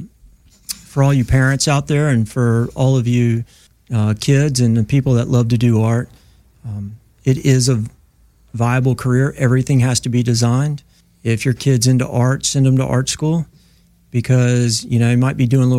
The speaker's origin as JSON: {"language": "English", "town": "Myrtle Beach", "region": "South Carolina", "country": "United States", "also_born_or_lived": "Oahu, Hawaii", "moved": "as an adult", "lives_now": "California, United States", "said": "I'm originally from Myrtle Beach, South Carolina"}